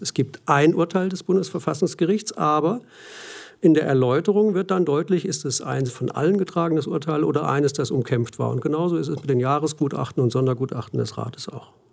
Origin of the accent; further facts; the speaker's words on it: Germany; accent: German; moved away; also born or lived in Australia; offensichtlich ist mein Akzent im Englischen immer deutsch geblieben